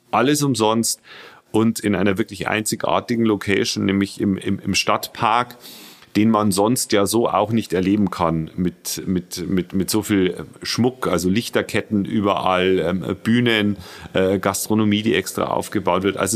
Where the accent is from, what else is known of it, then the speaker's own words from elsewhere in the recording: Regensburg, Bavaria, Germany; Äh, ich bin der, der Sprecher der Rebak, ähm, bin 41 Jahre alt, äh, gebürtiger Regensburger